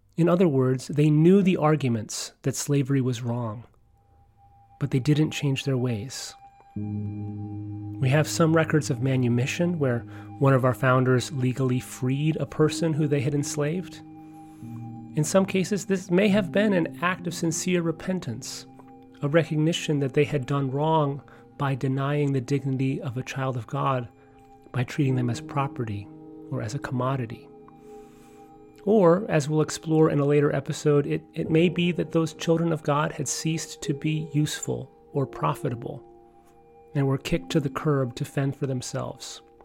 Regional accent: New York, United States; I grew up in New York State

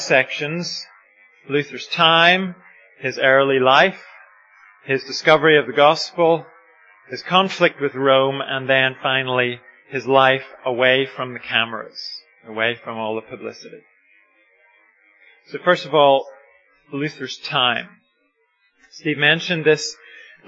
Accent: Ireland; I'm Irish

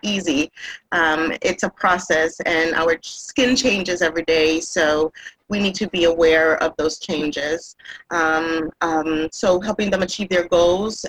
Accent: Puerto Rico; moved away as an adult; now in Massachusetts, United States; I was raised in Puerto Rico. I've been in, eh, here in the United States for about 26 years.

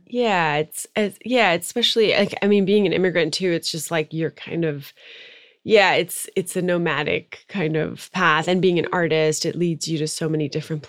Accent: Maryland, United States; moved away as an adult; also born or lived in Tehran, Iran / New York; now in Los Angeles, United States; i was actually born in iran mm-hmm. i'm iranian american um, and then my family immigrated to the suburbs of Washington, D.C. when I was five. So I grew up in Maryland

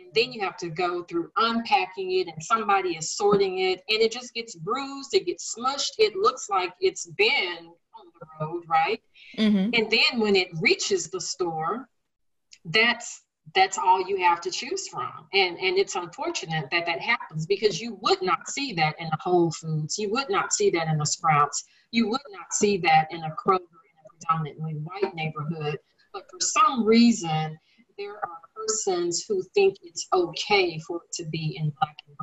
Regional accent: Dallas, Texas, United States; I'm here in Dallas. I grew up in Dallas

